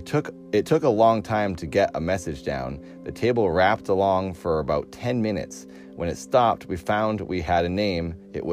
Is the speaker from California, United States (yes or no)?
no; Irvington on Hudson, New York, United States; born there; now in Nantucket, United States; I was born in 1911 in Irvington on Hudson. My parents summered on Nantucket from time to time.